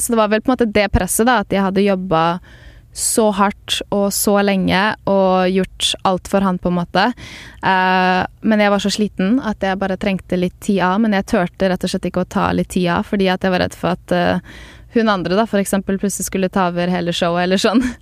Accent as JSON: {"language": "Norwegian", "country": "Norway", "moved": "as an adult", "lives_now": "Los Angeles, United States", "said": "jeg er fra Norge"}